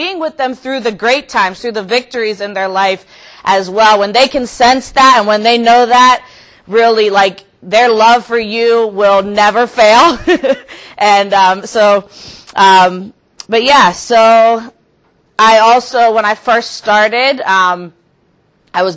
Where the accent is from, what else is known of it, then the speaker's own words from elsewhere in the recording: Youngstown, Ohio, United States; I'm from Youngstown, Ohio